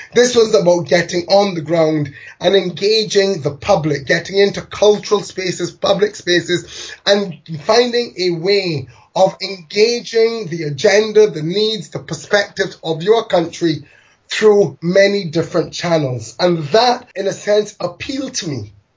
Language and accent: English; London, United Kingdom; moved away; I was born in London to migrant parents one from Barbados, one from India.